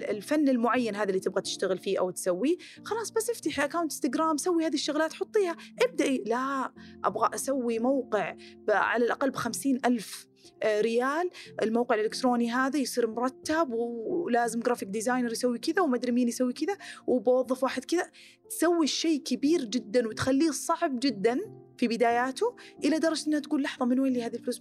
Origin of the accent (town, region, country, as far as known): Khobar / Dammam, Eastern Province, Saudi Arabia; moved away